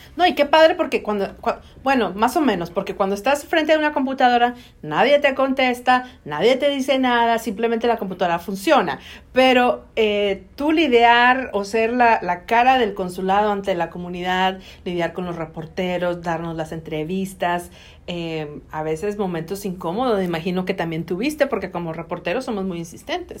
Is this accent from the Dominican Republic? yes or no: no; Mexico; also born or lived in Monterrey; now in United States; nosotros como latinos y como mexicanos